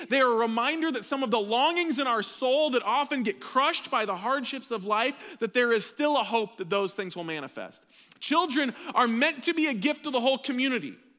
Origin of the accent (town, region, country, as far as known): United States